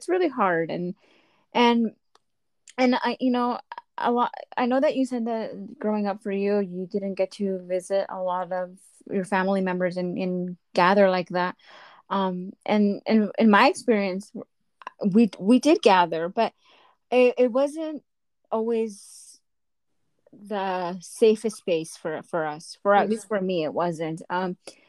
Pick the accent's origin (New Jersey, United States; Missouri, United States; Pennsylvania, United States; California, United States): California, United States; Inland Empire, San Bernardino County; also born or lived in Mexico; I'm from the Inland Empire. San Bernardino County